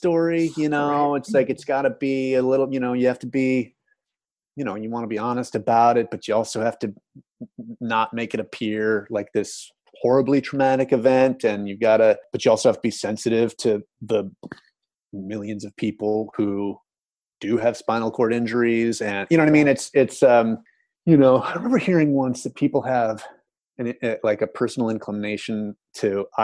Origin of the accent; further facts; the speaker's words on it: United States; as an American